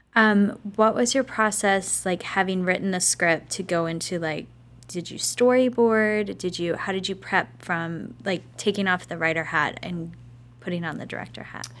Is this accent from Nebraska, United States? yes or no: yes; Lincoln, Nebraska, United States; I'm from the Midwest